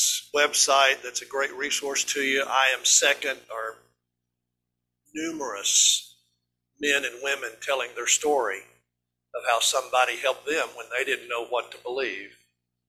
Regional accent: East Tennessee, United States; we're just hillbillies from East Tennessee

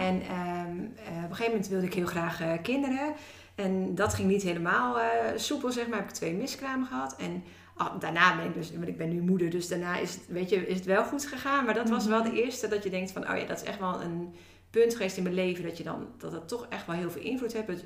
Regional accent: Woerden, Utrecht, Netherlands; ben opgegroeid in Woerden.

